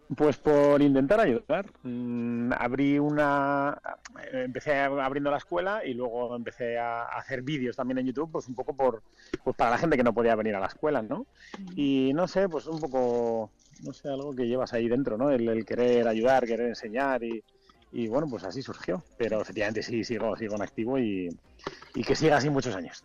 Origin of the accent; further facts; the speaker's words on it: Madrid, Community of Madrid, Spain; also born or lived in Vitoria / Valladolid; now in Mallorca, Spain; crecí en Madrid